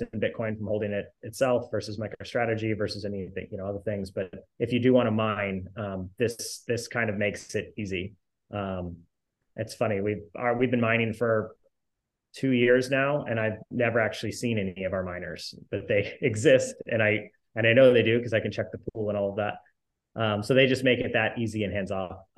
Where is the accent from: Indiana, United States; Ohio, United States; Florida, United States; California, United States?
Indiana, United States; I grew up in Indiana